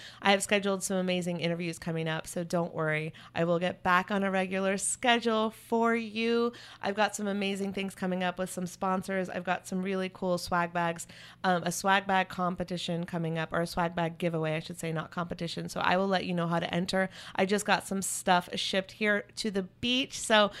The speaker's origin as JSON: {"language": "English", "region": "North Carolina", "country": "United States", "tie": "born or raised there", "said": "You know, I grew up in North Carolina. I love Chapel Hill."}